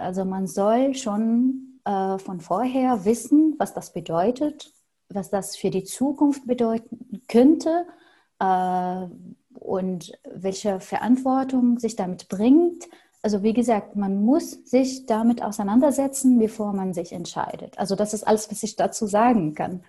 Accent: Syria; first language Arabic; German is a second language; moved away as an adult; also born or lived in Berlin; now in Germany; ich bin Arabisch-Muttersprachlerin und ich komme aus Syrien

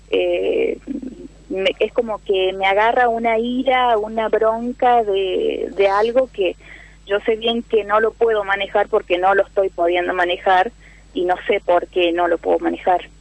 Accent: San Luis, Argentina; De San Luis Capital.

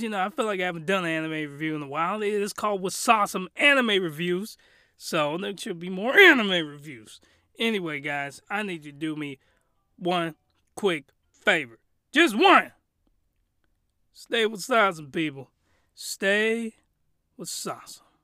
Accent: United States; I'm American

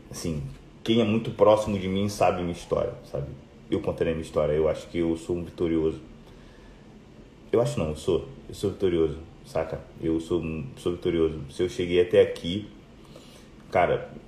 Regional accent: Rio de Janeiro, Brazil; Eu vim do Rio

